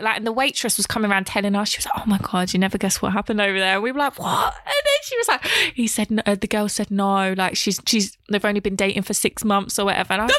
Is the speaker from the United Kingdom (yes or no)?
yes; Essex, East of England, United Kingdom; also born or lived in East London; now in London, United Kingdom; my dad grew up in London, my mum grew up in Essex, and then when they had me, I was born in East London, but then when I was like two, they moved us out to Essex